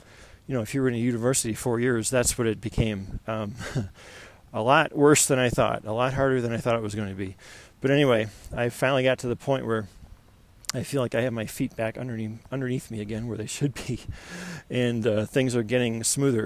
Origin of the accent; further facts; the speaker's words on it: Buffalo, New York, United States; moved away as an adult; now in Colorado Springs, United States; I'm from Buffalo, New York